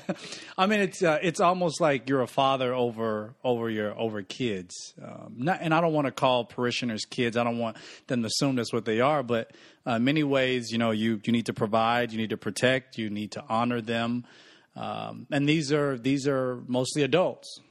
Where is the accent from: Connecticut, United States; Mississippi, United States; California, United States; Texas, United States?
Mississippi, United States; Newton; Born and raised in Newton, Mississippi, backwoods, born in a double wide trailer